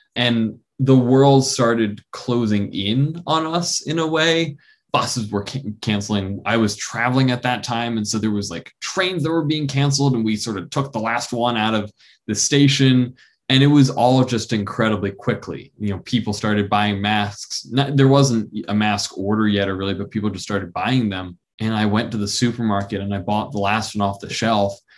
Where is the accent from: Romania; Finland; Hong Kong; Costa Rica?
Hong Kong; moved away; also born or lived in New York; I grew up in Hong Kong. And when I had moved there in 05